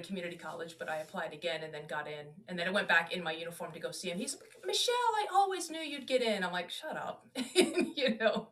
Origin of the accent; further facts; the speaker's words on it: Washington, District of Columbia, United States; moved away as an adult; also born or lived in Germany / Alabama / Florida / Texas; I'm from the DC area